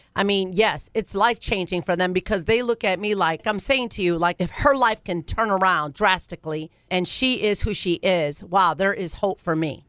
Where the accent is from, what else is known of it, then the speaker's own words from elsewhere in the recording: Ohio, United States; moved away as an adult; now in California, United States; I'm from Ohio